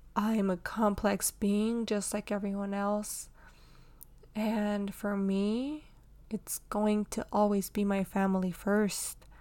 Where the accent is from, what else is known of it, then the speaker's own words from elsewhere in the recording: Houston, Texas, United States; born and raised in Houston, Texas